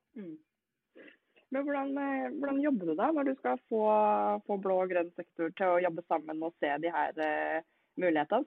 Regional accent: Norway; vi er jo nordmenn

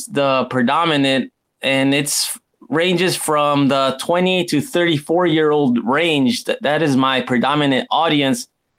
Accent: United States; now in Japan; here in Japan, it's a totally different world, you know, in comparison, you know, because I'm originally from the United States

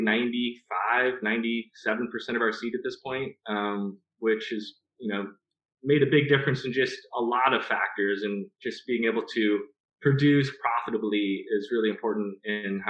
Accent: Southern California, United States; moved away as an adult; now in Applegate, Oregon, United States; we grew up in Southern California

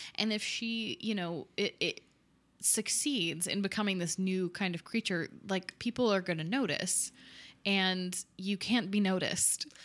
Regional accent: United States; being an American

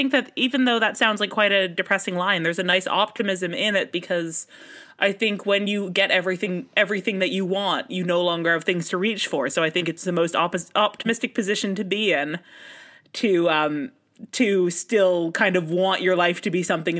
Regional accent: Canada; as a Canadian.

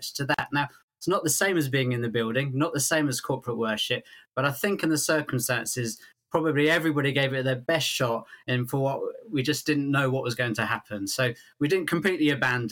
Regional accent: England, United Kingdom; I'm happy and proud to be English

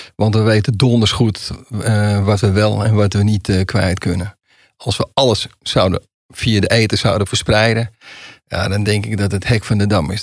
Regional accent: Amsterdam, North Holland, Netherlands; ik kom uit Amsterdam

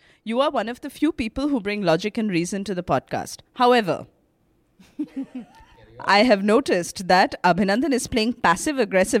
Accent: Jamshedpur, Jharkhand, India; English is a second language; from Jamshedpur. It isn't as fancy as New York or Berlin, where most of your letters come from, but it is a nice place.

